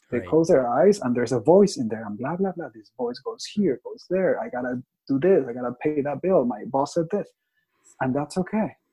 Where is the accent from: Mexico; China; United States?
Mexico; English is a second language; now in Toronto, Canada; Right. I am from Mexico. I speak Spanish and English. I live in Toronto.